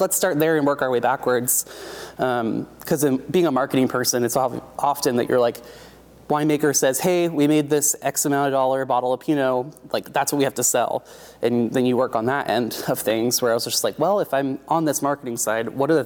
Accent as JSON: {"language": "English", "region": "Oregon", "country": "United States", "tie": "born or raised there", "said": "I'm born and raised in Oregon"}